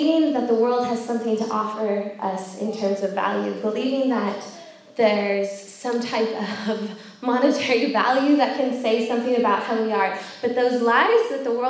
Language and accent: English; California, United States; moved away as an adult; now in York, United Kingdom; I am American. I'm from California